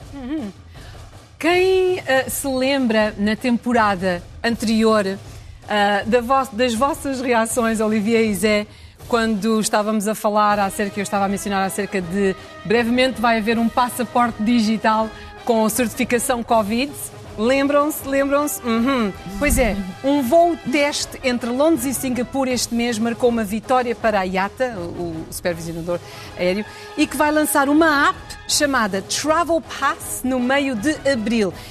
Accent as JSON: {"language": "Portuguese", "country": "Portugal", "moved": "yes", "said": "quando eu dizia que era, vinha de Portugal"}